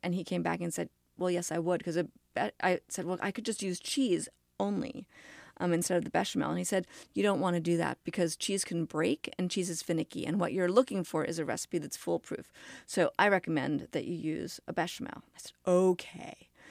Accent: New York City, New York, United States; I grew up in New York City

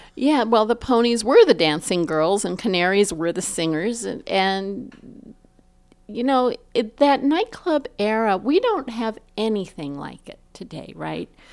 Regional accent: Los Angeles, California, United States; I'm from Los Angeles, and, and my family, you know, was in Los Angeles, Chinatown

